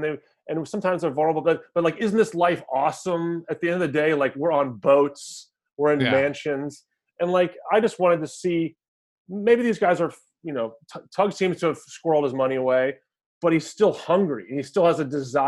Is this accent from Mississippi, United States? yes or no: no; Virginia, United States; Danny McBride, who, you know, shout out to Danny McBride, you know, is from my hometown in Virginia.